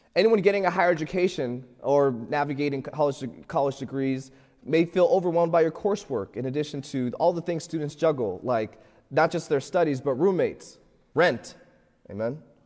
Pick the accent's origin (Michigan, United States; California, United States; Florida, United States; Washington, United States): Florida, United States; moved away as an adult; now in Pittsburgh, United States; I'm, I'm from Florida